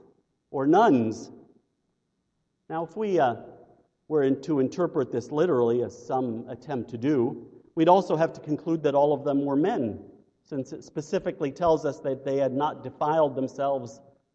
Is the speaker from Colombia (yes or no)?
no; United States; as American Christians